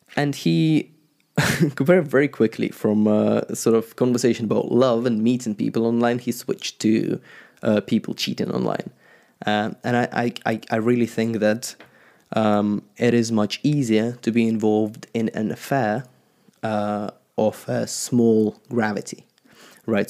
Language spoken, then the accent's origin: English; Ukraine; I used to be an Orthodox Christian, uh, growing up in Ukraine